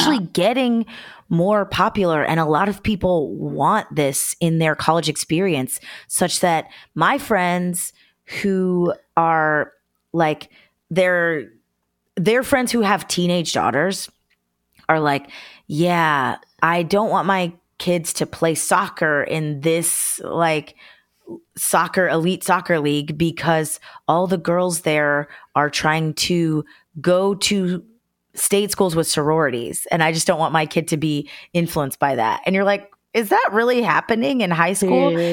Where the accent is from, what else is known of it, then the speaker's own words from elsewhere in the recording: Georgia, United States; I'm from Georgia.